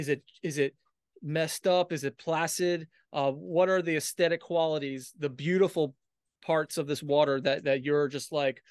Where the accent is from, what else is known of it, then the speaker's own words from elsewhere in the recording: Washington, District of Columbia, United States; now in Wrightsville Beach, United States; I'm originally from Washington, D.C., before I came here to Wrightsville Beach in 99.